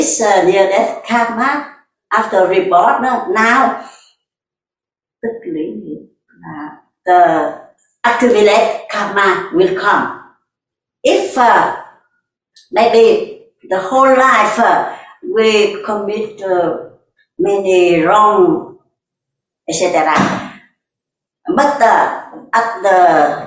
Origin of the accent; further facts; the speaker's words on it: Vietnam; English is a second language